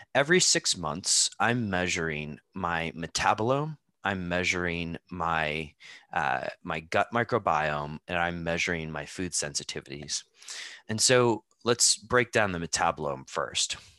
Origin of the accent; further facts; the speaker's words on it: United States; now in Amsterdam, Netherlands; I grew up in the United States